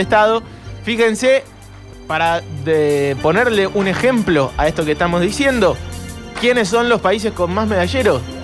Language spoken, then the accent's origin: Spanish; Argentina; somos argentinos